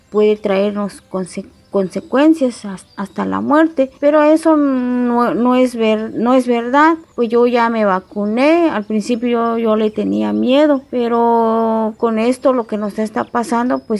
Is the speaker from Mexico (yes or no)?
yes; Oxchuc, Chiapas, Mexico; soy originaria de Ochuc, tengo 40 años.